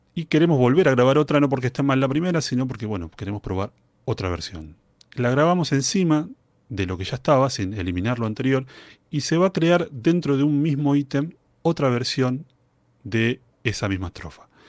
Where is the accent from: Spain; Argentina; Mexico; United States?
Argentina; Soy músico, integrante de la Banda Sinfónica Nacional de mi país